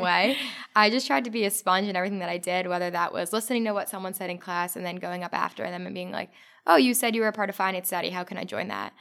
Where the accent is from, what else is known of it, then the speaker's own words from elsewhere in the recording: New Jersey, United States; I'm from North Jersey